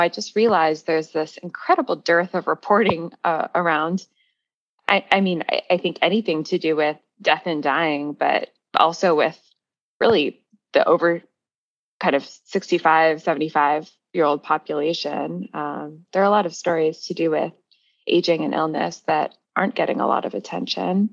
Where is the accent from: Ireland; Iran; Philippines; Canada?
Canada; Toronto, Ontario; moved away as an adult; also born or lived in London, England; I grew up in Toronto